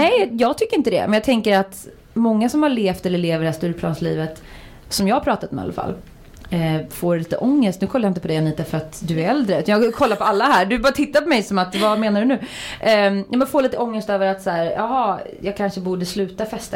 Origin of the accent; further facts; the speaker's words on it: Uddevalla, Västra Götaland, Sweden; moved away; jag är från Uddevalla från början